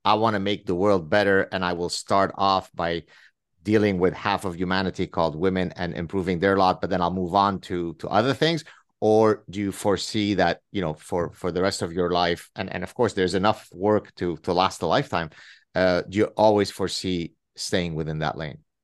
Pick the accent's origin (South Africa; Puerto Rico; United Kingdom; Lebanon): Lebanon; first language Arabic; English is a second language; Arabic is my mother tongue and also Hebrew. We're Lebanese Jews